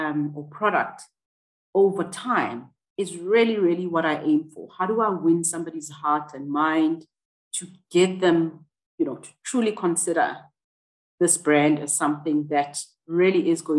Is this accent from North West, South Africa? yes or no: no; Johannesburg, Gauteng, South Africa; I grew up in Soweto, which was a township in Johannesburg